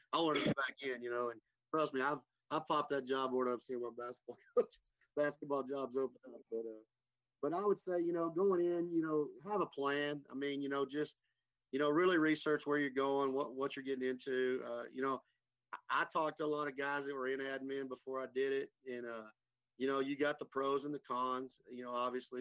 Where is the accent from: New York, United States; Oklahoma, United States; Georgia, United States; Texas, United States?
Texas, United States; Vega; I grew up from, you know, in the panhandle, I'm from Vega